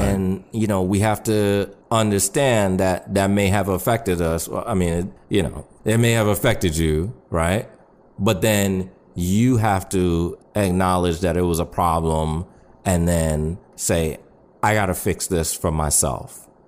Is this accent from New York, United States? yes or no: yes; New York City, New York, United States; I grew up in New York City